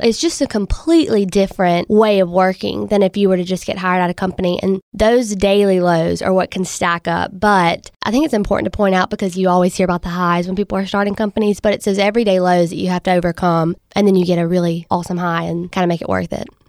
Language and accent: English; Monticello, Mississippi, United States; moved away; I'm twenty-three, and I'm originally from Monticello, Mississippi.